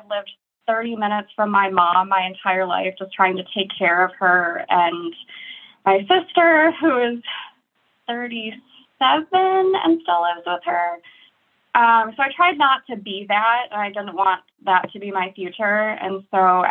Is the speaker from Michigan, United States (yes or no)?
yes; Detroit, Michigan, United States; moved away as an adult; also born or lived in Alaska / Seattle; now in Pennsylvania, United States; I grew up in Michigan in Metro Detroit and lived there until I was 28